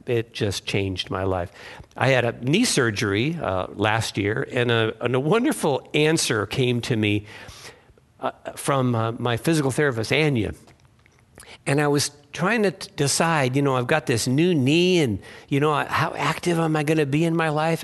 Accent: Massachusetts, United States; I was born in Massachusetts

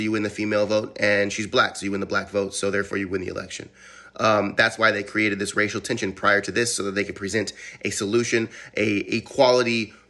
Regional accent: California, United States; moved away; I'm originally from California.

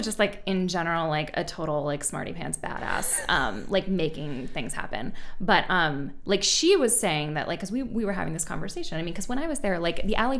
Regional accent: New England, United States; moved away as an adult; also born or lived in Pittsburgh / Houston; born and raised like uppity progressive New Englander

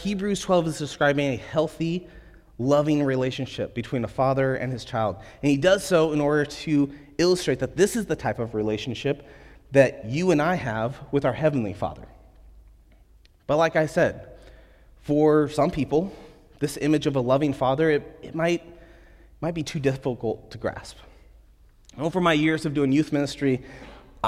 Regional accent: United States; as American believers

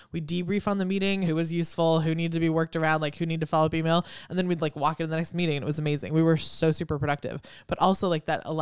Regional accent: China; born there; I don't know if we've told everybody I was born in China, but like I have a Chinese name.

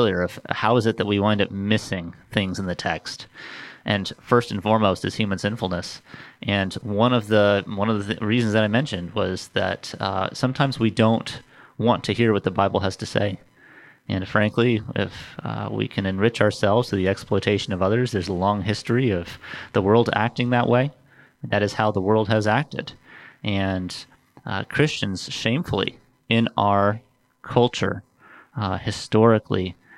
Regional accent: Central Coast of California, United States; moved away as an adult; now in Rock Hill, United States; I grew up in California

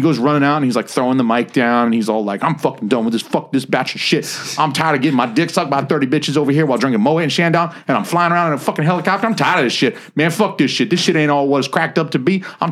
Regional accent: Atlanta, Georgia, United States; moved away; I'm from Atlanta

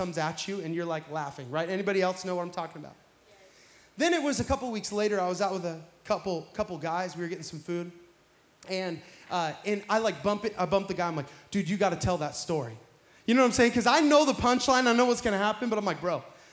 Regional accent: Pacific Northwest, United States; now in Florida, United States; I'm from the Pacific Northwest

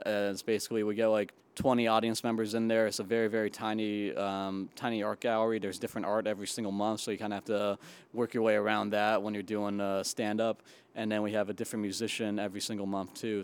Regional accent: Chicopee, Massachusetts, United States; moved away as an adult; now in New York City, United States; I am from Chicopee, Massachusetts, um, small, kind of a small town in Western Mass, and I, uh, I moved to New York City right after college.

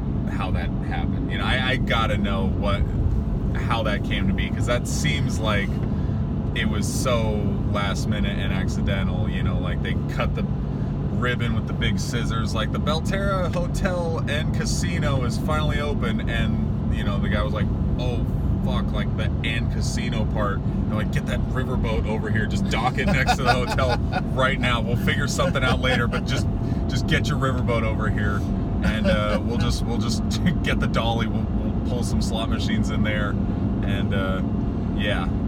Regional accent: Sacramento, California, United States; now in Bay Area, United States; I grew up in Sacramento.

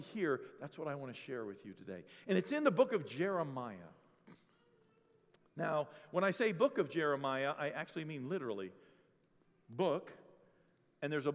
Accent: Bangor, Maine, United States; moved away; I'm from Bangor, Maine. That's where I'm actually from.

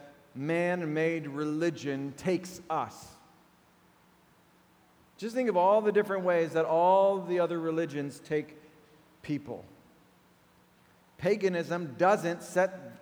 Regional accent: United States; my American heart

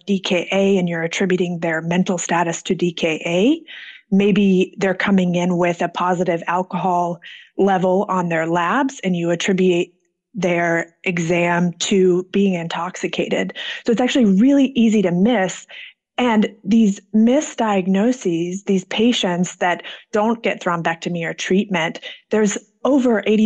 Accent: Atlanta, Georgia, United States; I am from Atlanta, Georgia, and that's where I'm currently practicing

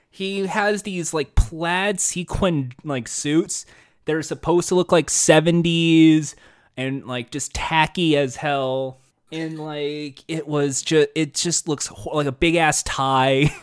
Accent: United States; I'm American

